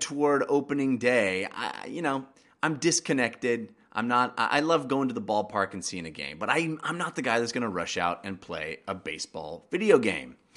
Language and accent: English; Bay Area, California, United States; I grew up in the Bay Area